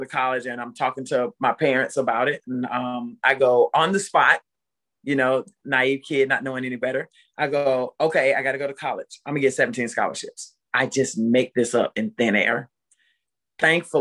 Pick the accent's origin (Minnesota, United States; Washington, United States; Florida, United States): Florida, United States; Pensacola; Pensacola, Florida, very small town in the panhandle